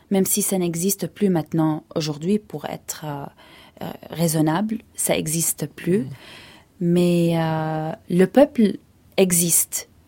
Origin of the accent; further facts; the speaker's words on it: Hebron, Hebron Governorate, Palestine; surtout dans le sud de la Palestine, moi je viens d'Hébron, du sud de, la Palestine. À Hébron, on mange beaucoup de viande